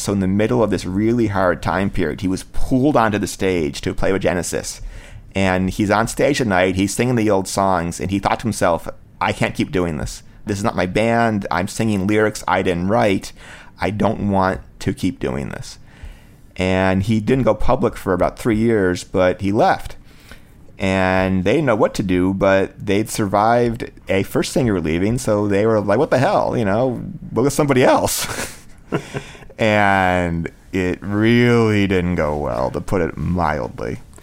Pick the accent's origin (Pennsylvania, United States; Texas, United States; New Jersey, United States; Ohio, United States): Ohio, United States; Cleveland; Cleveland, Ohio, was my hometown